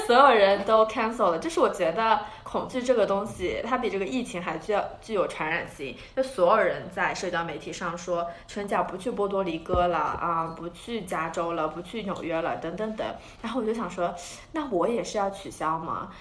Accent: China; now in United States; 我作为一个在美国读书的中国人

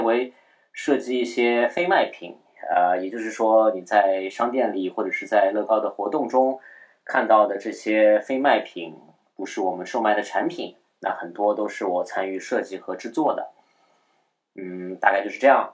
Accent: Shanghai, China; also born or lived in Beijing; 我呢是一个土生土长的上海人

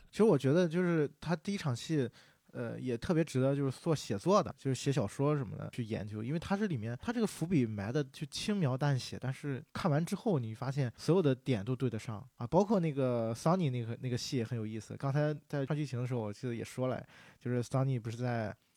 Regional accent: China; 我们中国人也是讲究人情嘛

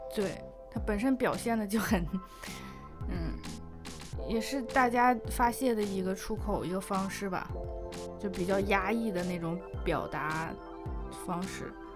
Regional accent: northern China, China; moved away; 虽然我是从北方来的

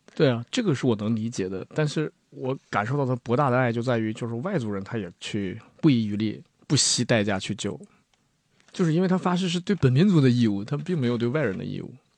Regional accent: Heilongjiang, China; 就我黑龙江人

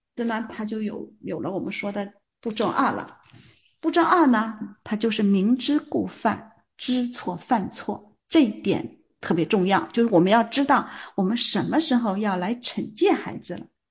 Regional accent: China; 我们中国人

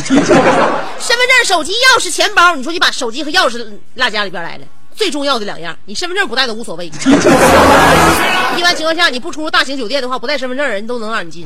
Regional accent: Northeast China, China; 我们东北人对自己的那个家乡语言已经不这么热衷了

